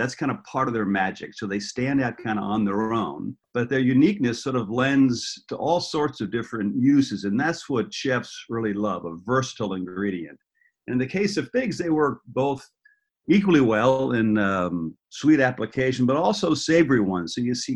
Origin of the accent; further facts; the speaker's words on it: San Francisco, California, United States; I grew up in San Francisco, and we had an enormous mission fig